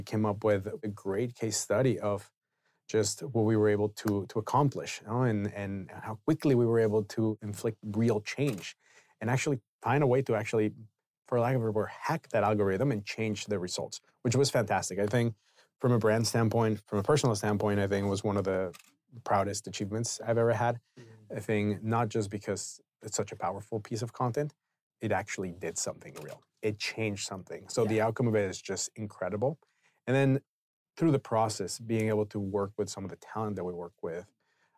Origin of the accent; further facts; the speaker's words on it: Mexico City, Mexico; moved away as an adult; also born or lived in San Diego; now in United States; I was born and raised in Mexico City. I grew up there until I moved here to the U.S. around 2001 to go to college here.